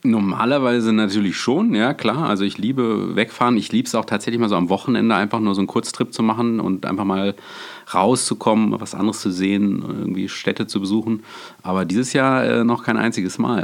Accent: Freiburg, Baden-Württemberg, Germany; ich komme ja aus dem Schwarzwald, aus Freiburg

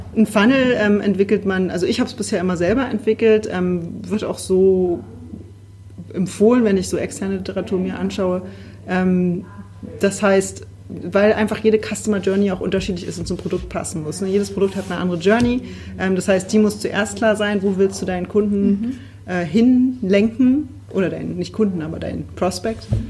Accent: Berlin, Germany; Ich bin Berlinerin

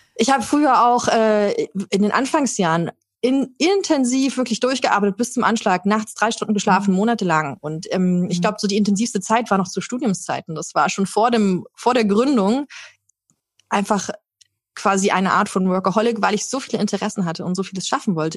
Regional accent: Germany; Bei uns in Deutschland

